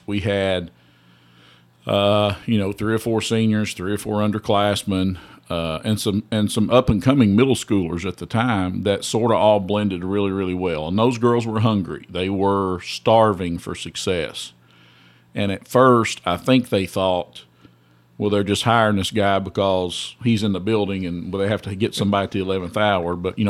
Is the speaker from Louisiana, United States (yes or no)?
no; Elkhorn City, Kentucky, United States; Well, it's small town USA. It's probably about 1,100 people in the town, about 7 cats and 12 dogs. That's what I tell people. We always called it the last big town before you leave Kentucky because it's on the Virginia border.